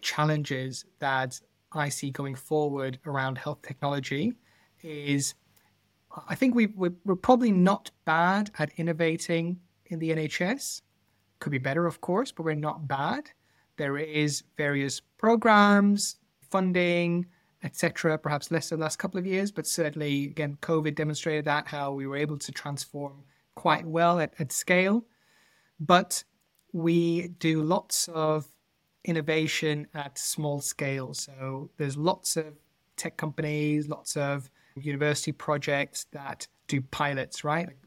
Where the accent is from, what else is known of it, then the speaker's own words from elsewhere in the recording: Netherlands; now in United Kingdom; I'm not originally from the U K, I'm, I'm from the Netherlands